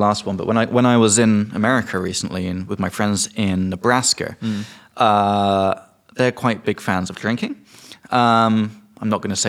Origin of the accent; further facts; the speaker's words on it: England, United Kingdom; I'm from England.